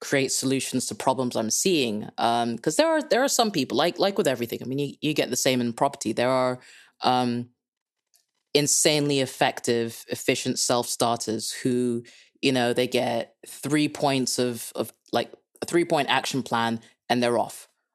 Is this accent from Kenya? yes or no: yes; Kenya; moved away; also born or lived in England; I'm Dutch-Kenyan, so if you can't place my accent, that's a beginning of the reason why. Born and raised in Kenya, lived in England for far too long